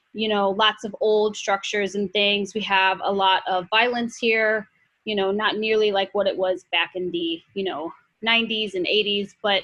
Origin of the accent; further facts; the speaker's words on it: Midwest, United States; now in New York City, United States; And, you know, growing up in the Midwest, you know, I never knew anybody who, you know, was Muslim.